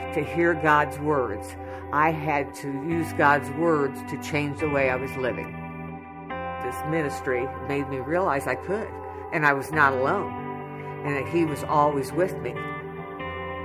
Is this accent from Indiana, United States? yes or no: yes; Rushville, Indiana, United States; I'm from Rushville, Indiana.